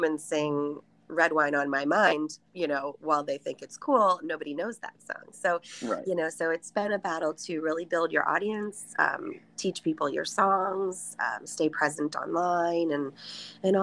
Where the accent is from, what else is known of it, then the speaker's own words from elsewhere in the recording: Columbus, Ohio, United States; moved away as an adult; now in Massachusetts, United States; I grew up in Columbus